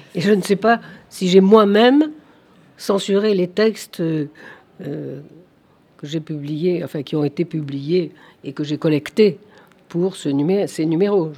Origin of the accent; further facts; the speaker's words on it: Algeria; mon enfance en Algérie